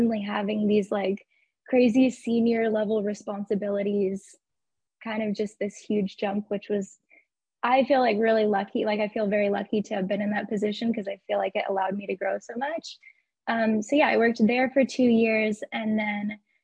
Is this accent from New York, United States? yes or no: no; Arizona, United States; moved away as an adult; also born or lived in New Zealand; now in Dallas, United States; I'm originally from Arizona.